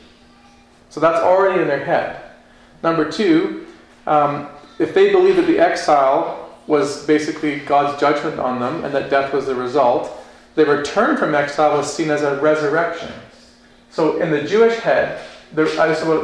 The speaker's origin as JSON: {"language": "English", "country": "Canada"}